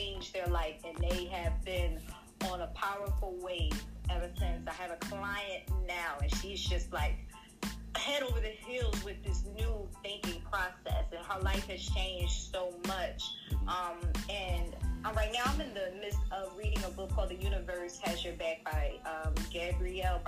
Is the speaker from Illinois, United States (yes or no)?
no; Philadelphia, Pennsylvania, United States; I'm from Philly.